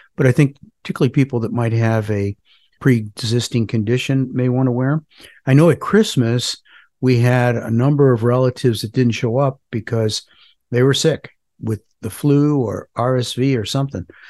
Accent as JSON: {"language": "English", "town": "Parma", "region": "Ohio", "country": "United States", "tie": "born or raised there", "moved": "yes", "lives_now": "North Carolina, United States", "said": "I grew up in a suburb of Cleveland called Parma"}